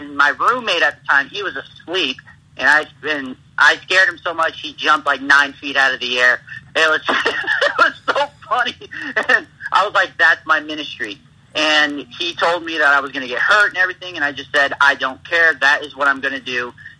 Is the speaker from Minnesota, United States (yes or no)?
no; Kalamazoo, Michigan, United States; born there; also born or lived in Lake Wales, Florida / Wichita, Kansas; Well, I was born in Kalamazoo, Michigan, actually, to two loving parents who are still together.